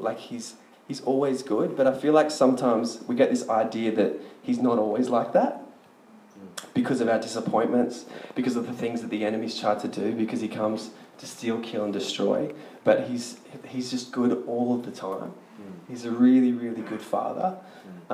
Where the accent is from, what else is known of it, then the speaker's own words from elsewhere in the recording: Sydney, New South Wales, Australia; I'm from Sydney